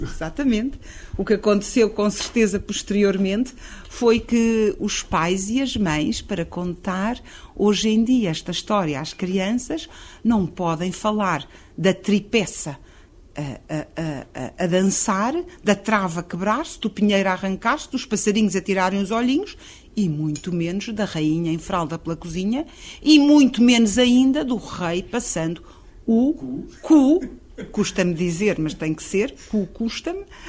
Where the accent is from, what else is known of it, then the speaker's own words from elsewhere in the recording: Carcavelos, Lisbon, Portugal; nasci em Carcavelos, num sítio que era de Quintas, de quem fugia de Lisboa